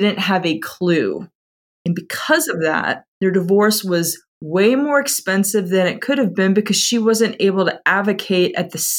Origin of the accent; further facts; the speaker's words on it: Atlanta, Georgia, United States; also born or lived in Houston; I'm originally from Atlanta and still live here